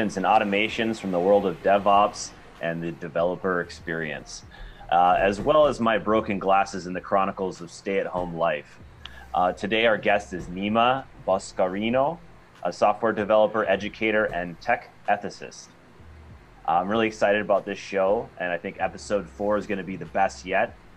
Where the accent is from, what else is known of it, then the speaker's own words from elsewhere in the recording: Minnesota, United States; my home state of Minnesota